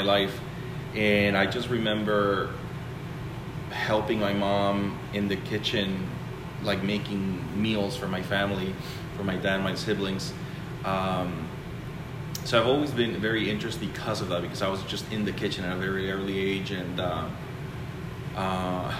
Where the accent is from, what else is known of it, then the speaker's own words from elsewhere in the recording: Colombia; moved away; also born or lived in Spain / Chicago / Los Angeles; I am from Colombia, South America. I started working in the restaurants when I was 14, my parents' restaurant.